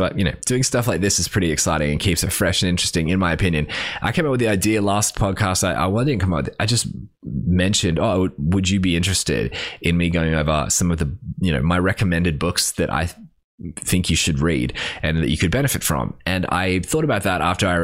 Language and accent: English; Australia; we grew up in Australia